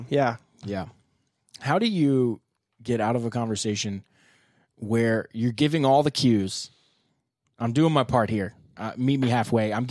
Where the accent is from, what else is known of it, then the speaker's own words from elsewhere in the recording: Vietnam; born there; So I was born back in Vietnam.